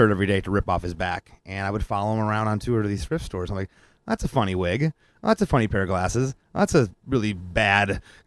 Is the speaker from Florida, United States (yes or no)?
yes; Florida, United States; growing up in Florida